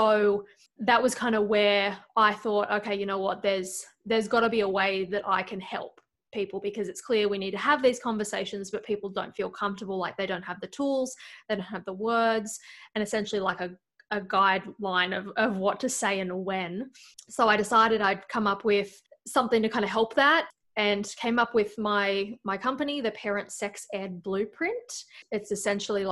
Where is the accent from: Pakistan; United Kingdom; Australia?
Australia; moved away as an adult; now in Iowa, United States; From Australia, but living in Iowa